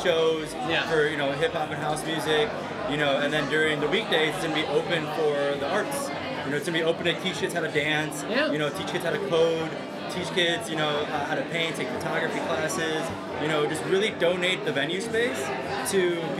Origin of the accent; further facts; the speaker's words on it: Chicago, Illinois, United States; also born or lived in Oakland; Well, I grew up in Little Village, Chicago.